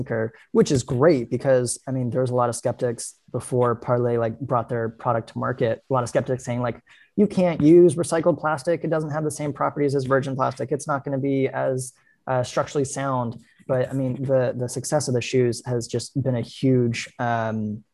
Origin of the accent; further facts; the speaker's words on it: California, United States; moved away as an adult; also born or lived in Baltimore / New York; now in Philadelphia, United States; growing up and living my whole life up until 22 in California